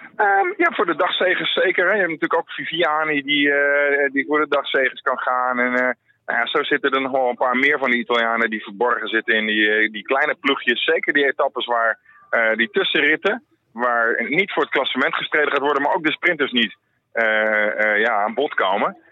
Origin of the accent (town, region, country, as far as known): Netherlands